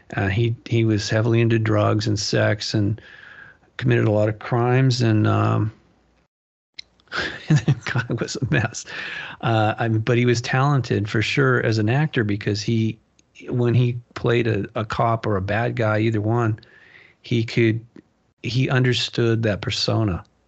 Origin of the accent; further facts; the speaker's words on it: Malibu, California, United States; moved away; growing up in Malibu